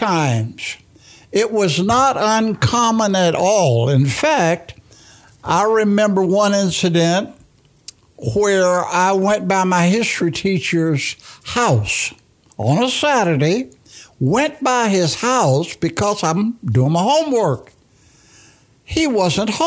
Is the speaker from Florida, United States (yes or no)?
yes; Bartow, Florida, United States; I grew up here in West Bartow, then moved here in 54, my grandmother